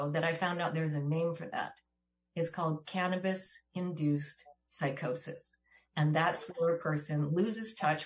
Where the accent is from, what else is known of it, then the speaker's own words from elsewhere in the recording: Washington, United States; My brother and I grew up in Washington State.